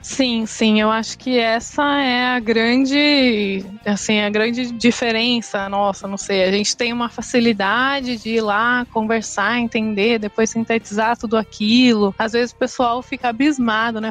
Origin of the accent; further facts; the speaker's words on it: São Paulo, Brazil; Eu sou nascida aqui em São Paulo, fui criada aqui minha vida inteira